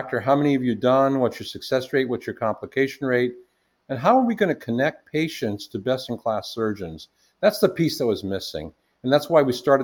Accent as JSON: {"language": "English", "town": "Washington", "region": "District of Columbia", "country": "United States", "tie": "born or raised there", "also_born_or_lived": "India", "said": "I grew up in the Washington, D.C. area"}